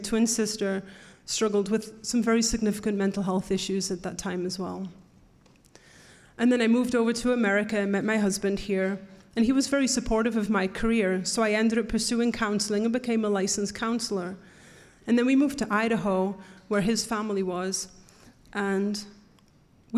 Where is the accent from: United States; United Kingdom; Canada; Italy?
United Kingdom; North East England; moved away; we grew up in Northeast England, and when I say we, I'm talking about my twin sister